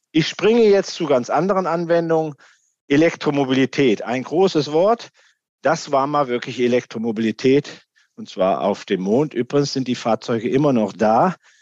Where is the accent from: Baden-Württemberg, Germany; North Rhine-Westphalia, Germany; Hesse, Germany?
Hesse, Germany; Darmstadt; hier aus dem Land, aus dem ich komme, aus Hessen